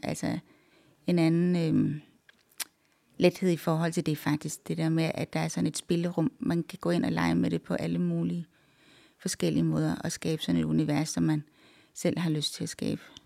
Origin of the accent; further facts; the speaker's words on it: Randers, Central Denmark Region, Denmark; also born or lived in Canada; da jeg voksede op i Randers